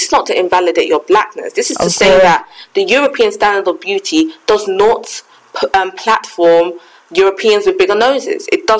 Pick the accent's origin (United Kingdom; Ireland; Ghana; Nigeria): Ghana; I mean, I'm Ghanaian. My parents, they're lighter than me.